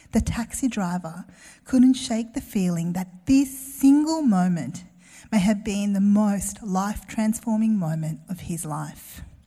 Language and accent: English; Melbourne, Victoria, Australia; I grew up in Melbourne